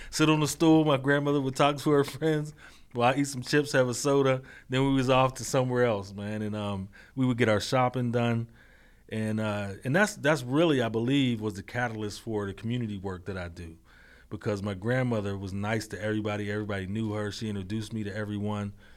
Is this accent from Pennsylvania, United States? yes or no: yes; Braddock, Pennsylvania, United States; born and raised in Braddock, P A, in North Braddock, P A, uh, the Mon Valley